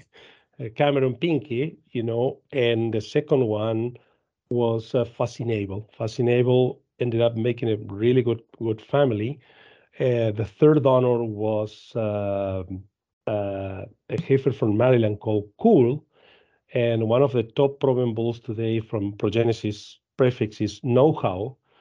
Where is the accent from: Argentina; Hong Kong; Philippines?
Argentina; I am from Argentina. I live in, in Argentina. Um, I was, uh, rising at Dairy Farm in Argentina